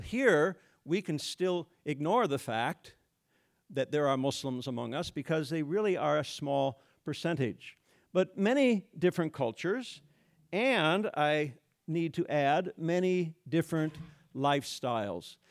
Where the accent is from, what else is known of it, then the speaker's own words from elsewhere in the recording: Iowa, United States; moved away as an adult; also born or lived in Bahrain / Middle East / Addis Ababa, Ethiopia; I taught for ten years in this, this area in a religion department at Northwestern College, went back to my hometown